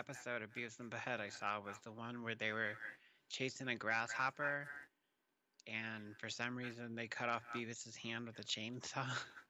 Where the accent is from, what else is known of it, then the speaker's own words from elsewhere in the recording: Texas, United States; because I grew up in Texas.